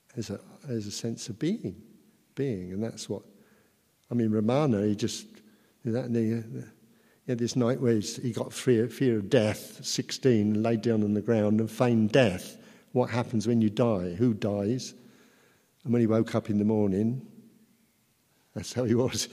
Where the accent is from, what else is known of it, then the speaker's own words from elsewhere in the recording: Luton, East of England, United Kingdom; from Luton, educated in Luton.